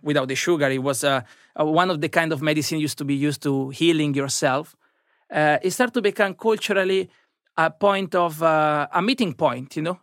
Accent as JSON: {"language": "English", "country": "Italy", "tie": "born or raised there", "moved": "as an adult", "lives_now": "London, United Kingdom", "said": "I've been growing up in Italy"}